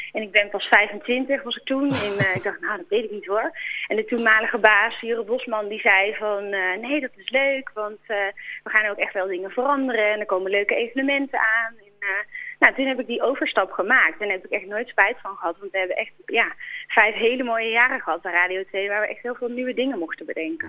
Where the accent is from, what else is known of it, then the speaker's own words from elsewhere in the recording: Boxmeer, North Brabant, Netherlands; moved away as an adult; also born or lived in Breda; Geboren en getogen. Tot mijn achttiende heb ik daar gewoond.